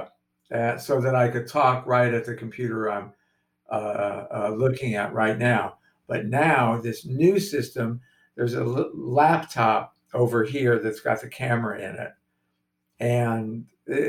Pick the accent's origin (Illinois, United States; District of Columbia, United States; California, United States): California, United States; Los Angeles; I am born and raised in Los Angeles